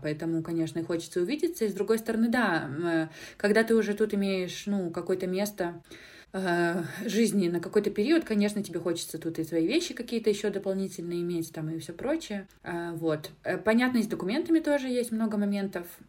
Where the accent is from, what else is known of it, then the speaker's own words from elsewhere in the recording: Minsk, Belarus; moved away as an adult; now in Lithuania; из Беларуси, там, да, из Минска